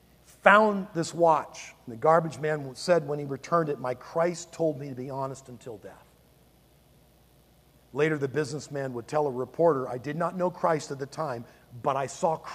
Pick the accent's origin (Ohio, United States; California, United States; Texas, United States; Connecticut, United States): California, United States; Palos Verdes; I grew up in Palos Verdes